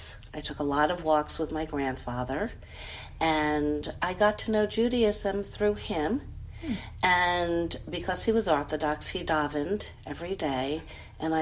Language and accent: English; New York, United States; moved away as an adult; also born or lived in San Francisco; now in Cleveland, United States; I grew up in New York.